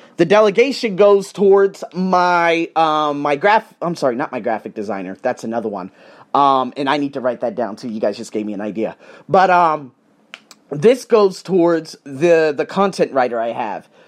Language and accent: English; United States; I'm from America